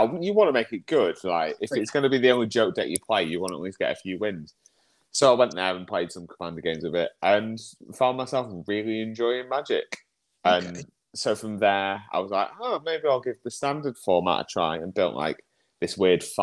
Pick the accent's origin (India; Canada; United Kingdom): United Kingdom; Congleton, North West England; also born or lived in Stoke-on-Trent / Northwich; played with some mates in Congress in my hometown